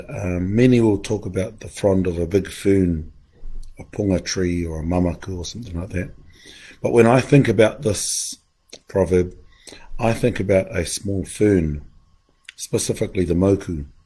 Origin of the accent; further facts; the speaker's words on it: Mount Ruapehu, Manawatū-Whanganui, New Zealand; moved away; I've been away at home. At the foot of Mount Ruapehu, in the centre of the universe